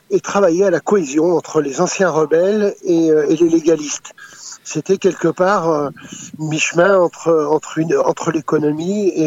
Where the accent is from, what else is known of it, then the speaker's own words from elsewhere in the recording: France; born there; also born or lived in Africa; On va dire c'est ma seconde nation puisque je suis né en France. Mais j'ai vécu